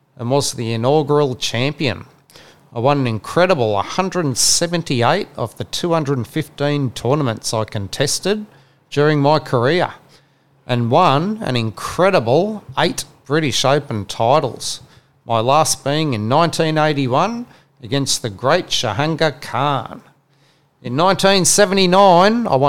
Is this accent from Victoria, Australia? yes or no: no; New South Wales, Australia; I was a New South Wales fan, growing up in New South Wales